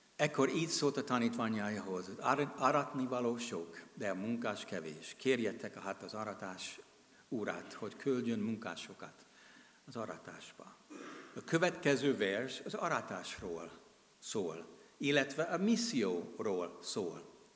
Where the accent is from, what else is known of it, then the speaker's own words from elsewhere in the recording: United States; Hungarian is a second language; moved away as an adult; now in Hungary; amerikai vagyok, de 32 éve itt élek és szolgálok, mint missionárius.